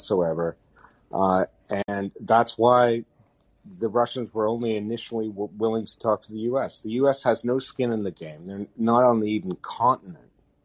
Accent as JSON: {"language": "English", "country": "Canada", "said": "as a Canadian"}